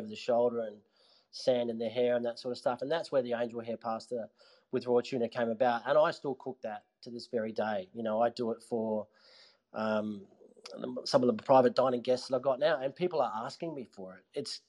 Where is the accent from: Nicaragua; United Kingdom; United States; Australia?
Australia; Adelaide, South Australia; You know, I came from Adelaide where we were, you know, doing 60 people on a Saturday night sort of thing